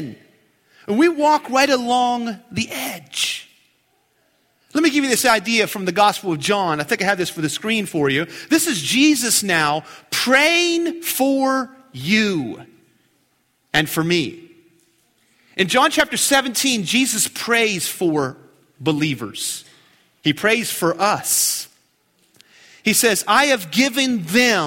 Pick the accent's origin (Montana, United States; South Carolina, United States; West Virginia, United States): West Virginia, United States; Keyser; my hometown. That's Keyser, West Virginia, Queens Point